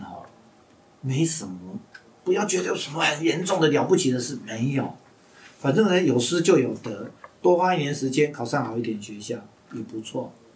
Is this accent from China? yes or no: no; Hsinchu, Taiwan; 在清华大学， 因为这是我老家嘛